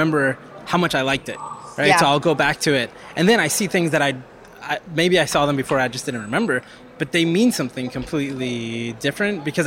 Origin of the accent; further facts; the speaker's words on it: Puerto Rico; moved away; I was born in Puerto Rico, and that's an island